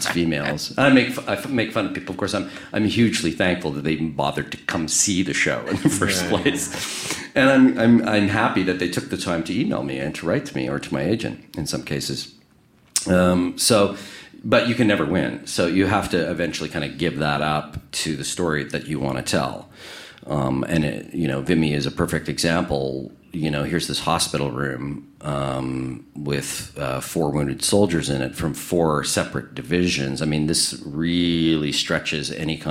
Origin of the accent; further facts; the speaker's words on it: Winnipeg, Manitoba, Canada; I grew up in Winnipeg